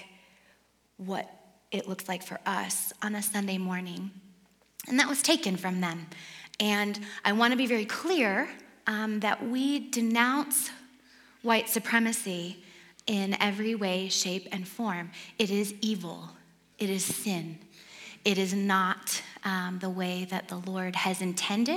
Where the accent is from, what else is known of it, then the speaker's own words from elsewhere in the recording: Detroit, Michigan, United States; moved away; I grew up in Detroit, outside of Detroit